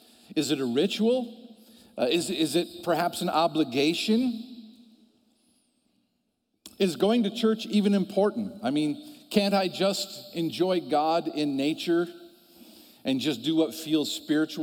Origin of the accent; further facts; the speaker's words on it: Ohio, United States; I'm from Ohio.